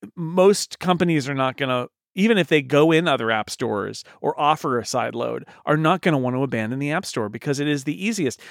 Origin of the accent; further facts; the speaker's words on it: United States; I'm an American